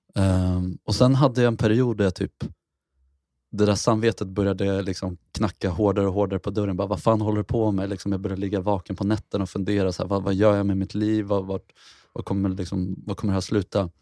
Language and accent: Swedish; Mariefred, Södermanland, Sweden; Jag är uppväxt i Mariefred